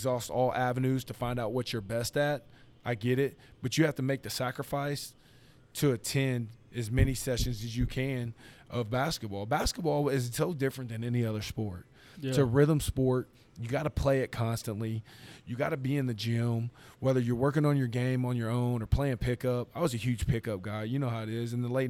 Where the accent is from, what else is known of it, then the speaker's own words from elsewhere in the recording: Grapevine, Texas, United States; I'm from Grapevine